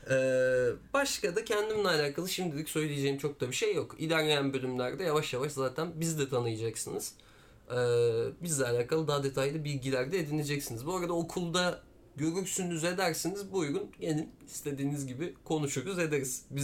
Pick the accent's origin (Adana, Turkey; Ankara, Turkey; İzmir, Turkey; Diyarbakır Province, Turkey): Diyarbakır Province, Turkey; Diyarbakır; born there; e, Diyarbakır doğumluyum. E, 23 yaşındayım.